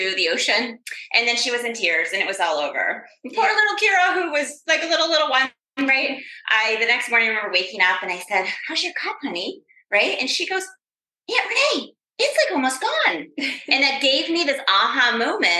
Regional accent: Rochester, New York, United States; now in Florida, United States; we are here up in my hometown, Rochester, New York

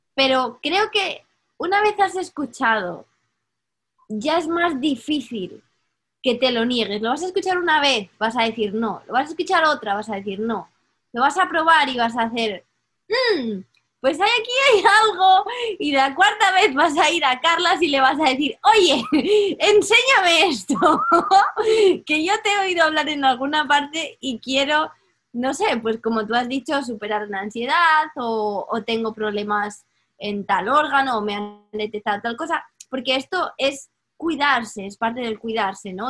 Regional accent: Spain; moved away; yo crecí en España

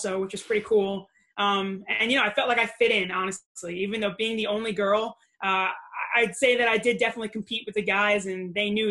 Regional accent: Long Island, New York, United States; also born or lived in Brooklyn; I grew up in Long Island

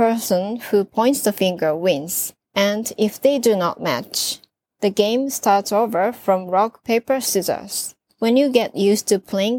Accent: Japan; I'm from Japan.

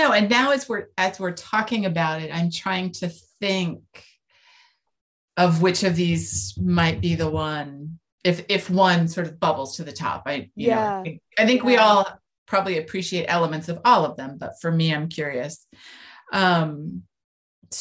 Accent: California, United States; I grew up in California

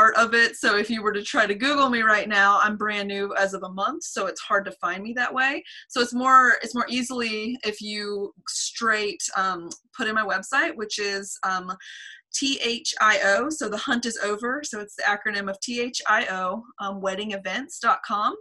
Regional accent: Asheville, North Carolina, United States; also born or lived in Wilmington, North Carolina; I grew up here

